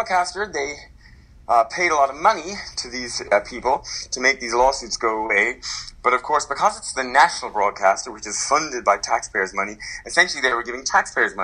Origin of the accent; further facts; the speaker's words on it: Ireland; also born or lived in Tokyo, Japan; I'm from Ireland